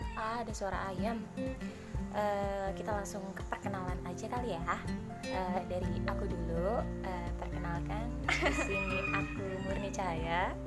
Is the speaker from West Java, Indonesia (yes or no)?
yes; Subang, West Java, Indonesia; Aku lahir di Subang tanggal 1 Maret 17 tahun lalu.